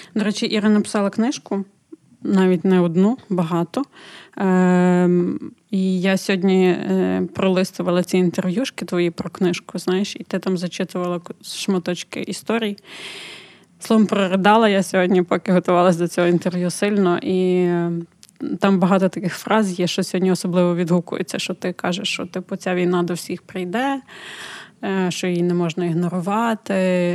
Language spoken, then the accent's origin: Ukrainian; Ukraine; Ми з України